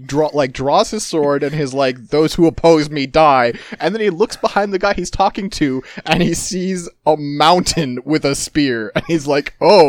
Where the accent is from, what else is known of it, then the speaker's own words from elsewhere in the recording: United States; I'm from the United States.